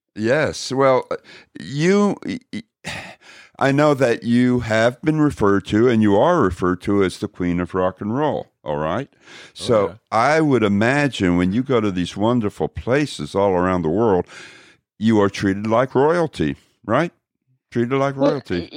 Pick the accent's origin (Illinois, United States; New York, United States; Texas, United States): Texas, United States; Dallas; moved away; I used to live in Texas. I was raised in Dallas. Dallas, Texas